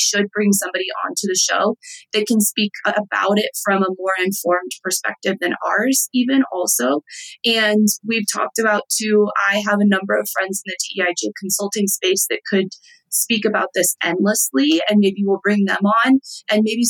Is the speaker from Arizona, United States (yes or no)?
no; Texas, United States; I'm from Texas.